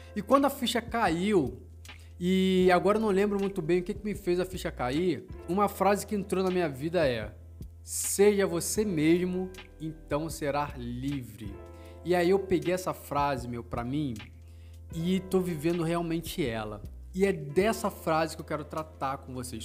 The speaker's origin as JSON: {"language": "Portuguese", "region": "Rio de Janeiro", "country": "Brazil", "tie": "born or raised there", "moved": "as an adult", "lives_now": "Londrina, Brazil", "said": "eu sou natural do Rio de Janeiro e mas moro em Londrina tem uns três anos mais ou menos."}